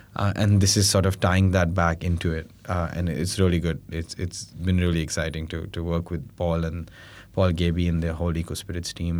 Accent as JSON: {"language": "English", "country": "India", "said": "we're from India"}